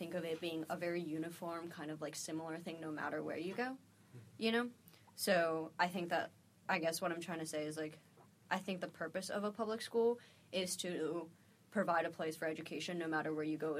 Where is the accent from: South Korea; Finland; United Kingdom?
South Korea; now in United States; I grew up in South Korea, and in Korea, no matter what school you go to, it's the exact, it's the same school